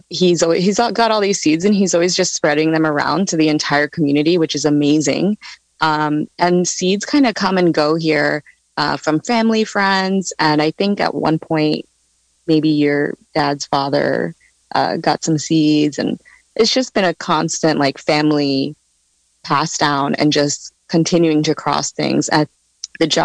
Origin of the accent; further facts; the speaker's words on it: East Coast, United States; And I'm coming from the East Coast, so I, I saw a lot of indoor grows happening there.